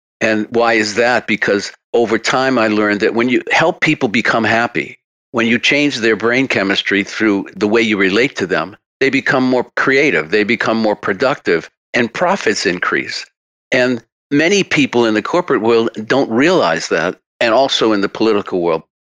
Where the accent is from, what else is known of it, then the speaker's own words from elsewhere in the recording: Massachusetts, United States; accent: Massachusetts; with my Massachusetts accent